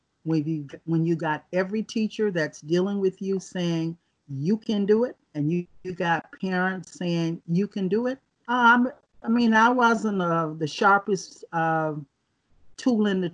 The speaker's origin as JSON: {"language": "English", "town": "Miami", "region": "Florida", "country": "United States", "tie": "born or raised there", "said": "I grew up in a 100% segregated environment. If you can picture Miami in 1955"}